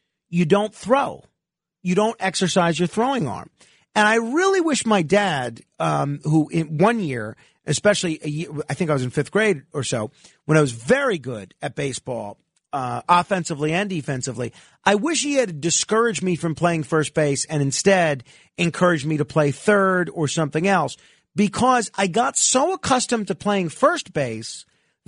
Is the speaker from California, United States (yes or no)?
no; New York, United States; I played in all sorts of leagues, growing up in New York